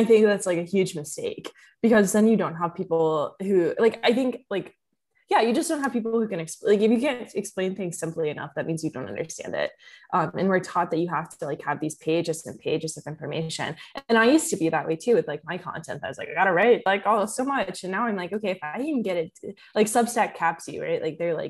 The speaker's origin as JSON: {"language": "English", "region": "Kentucky", "country": "United States", "said": "because I'm from Kentucky and there wasn't a ton of people like my age in Kentucky who were trading options"}